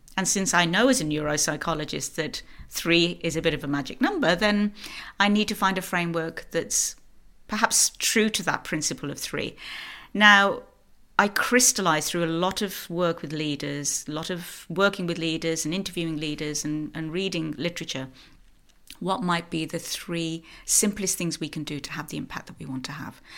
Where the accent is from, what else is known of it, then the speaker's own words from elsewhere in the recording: United Kingdom; moved away as an adult; now in Norway; So I am British. I'm living in Norway. I've been here 14 years